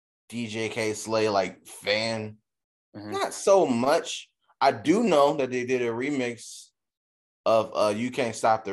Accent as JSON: {"language": "English", "region": "New York", "country": "United States", "said": "I'm from New York."}